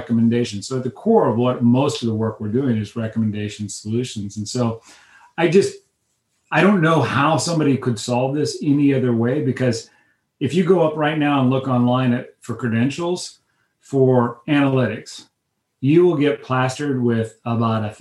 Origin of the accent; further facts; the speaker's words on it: Midwest, United States; I was raised in the Midwest